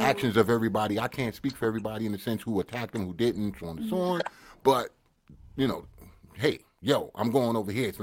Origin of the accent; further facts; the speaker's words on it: United States; now in Canada; I'm from the States